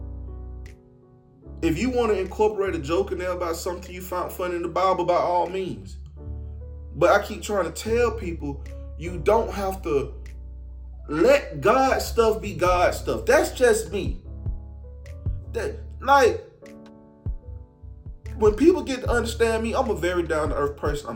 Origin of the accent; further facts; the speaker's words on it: Atlanta, Georgia, United States; I'm from Atlanta